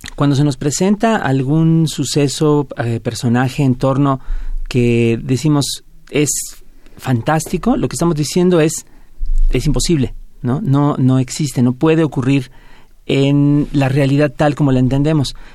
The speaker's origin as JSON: {"language": "Spanish", "country": "Mexico"}